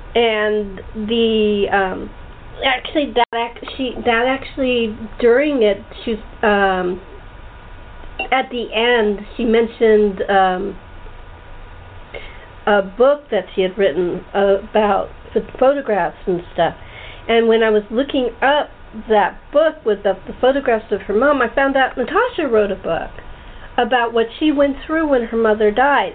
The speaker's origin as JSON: {"language": "English", "town": "Los Angeles", "region": "California", "country": "United States", "tie": "born or raised there", "said": "I grew up in the San Fernando Valley, right at the foot of Laurel Canyon"}